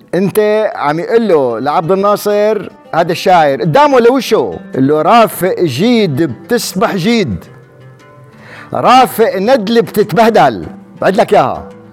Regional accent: Wadi Barada, Rif Dimashq, Syria; انا من وادي برده

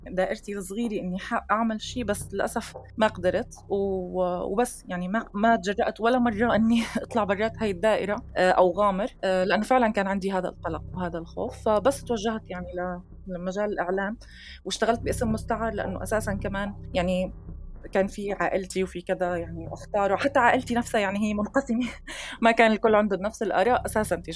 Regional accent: Syria; moved away; أنا طلعت من سوريا ببداية 2013

